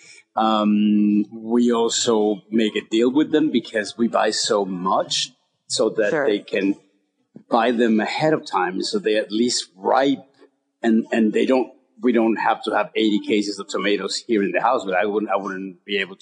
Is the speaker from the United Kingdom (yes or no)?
no; Mexico; moved away; I was born and raised in Mexico